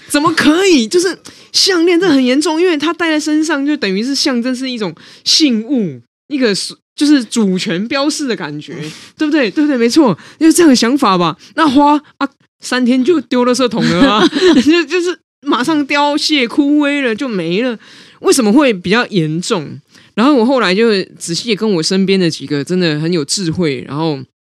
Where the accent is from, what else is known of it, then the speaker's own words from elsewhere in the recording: Taipei, Taiwan; 我如果不是出生在我爸妈，哈，在台北组成这白手起家的中产家庭